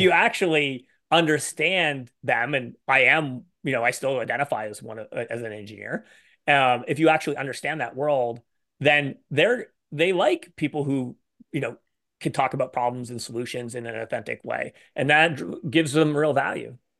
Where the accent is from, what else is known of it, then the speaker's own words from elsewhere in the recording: Canada; I'm Canadian